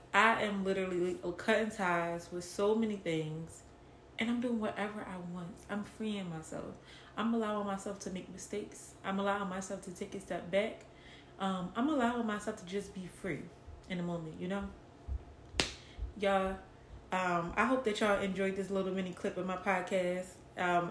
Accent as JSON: {"language": "English", "town": "Philadelphia", "region": "Pennsylvania", "country": "United States", "tie": "born or raised there", "moved": "as an adult", "lives_now": "Atlanta, United States", "said": "I am from West Philadelphia, born and raised"}